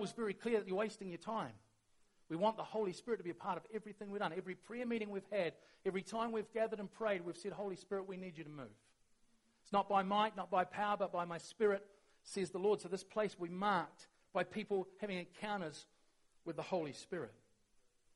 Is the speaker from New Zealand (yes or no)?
yes; New Zealand; we're really good as Kiwis